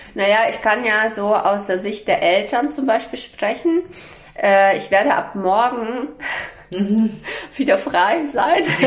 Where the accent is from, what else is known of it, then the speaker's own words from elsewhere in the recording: Berlin, Germany; Ich komme ja aus Berlin